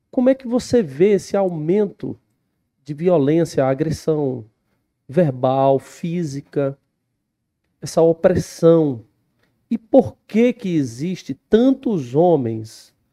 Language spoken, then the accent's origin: Portuguese; Northeast Region, Brazil; now in Goiás, Brazil; Quando eu vim do Nordeste para cá, eu comecei a ver que aonde a gente mora, que é aqui em Goiás